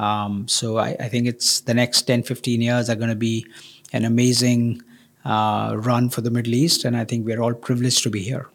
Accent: India; I come from India

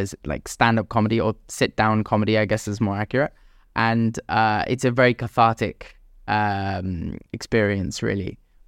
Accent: Jeddah, Makkah Province, Saudi Arabia; Growing up in the Middle East, especially in Jeddah, it's all about like your reputation in lots of ways.

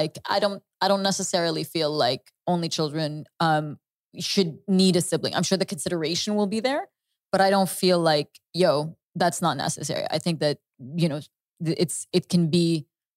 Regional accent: Canada; moved away; when I was growing up in Canada

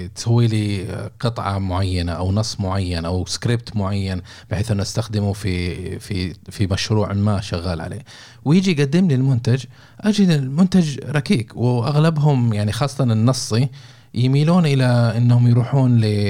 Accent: Saudi Arabia; عندنا في السعوديه

